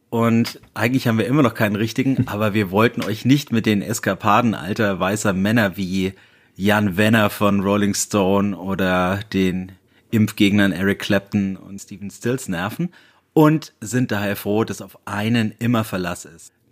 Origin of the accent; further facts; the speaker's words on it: Bayreuth, Bavaria, Germany; Bayreuth represent ja. meine Heimat